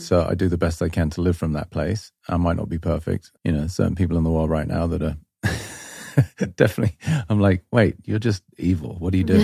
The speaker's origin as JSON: {"language": "English", "region": "England", "country": "United Kingdom", "tie": "born or raised there", "moved": "yes", "said": "I grew up in England"}